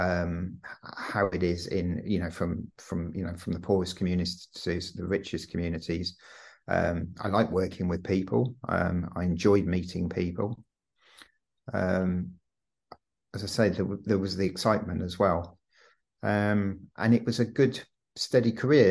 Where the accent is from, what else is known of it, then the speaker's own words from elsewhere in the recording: Stratford-upon-Avon, West Midlands, United Kingdom; moved away as an adult; also born or lived in London; I was brought up in Stratford-upon-Avon